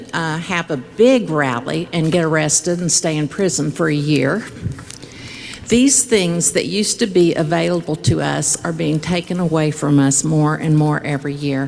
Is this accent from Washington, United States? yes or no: no; Cabell County, West Virginia, United States; I am from Cabell County. Heck, I was even born in Cabell County. I graduated from Barbersville High School